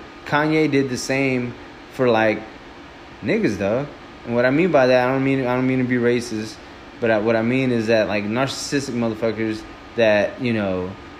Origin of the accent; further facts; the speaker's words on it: Houston, Texas, United States; Clearly, we're from Houston.